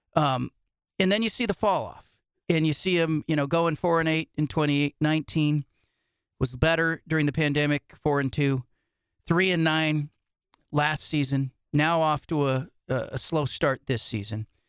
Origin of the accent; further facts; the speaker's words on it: Bay Area, California, United States; I grew up in the Bay Area